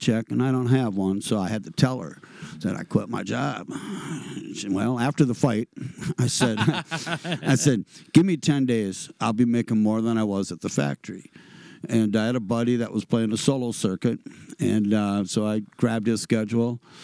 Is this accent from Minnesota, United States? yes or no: yes; Red Wing, Minnesota, United States; I grew up in Red Wing, Minnesota